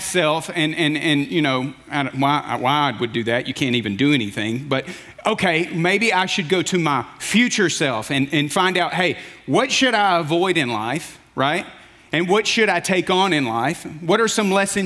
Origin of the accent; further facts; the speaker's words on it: Alabama, United States; moved away; I grew up in Alabama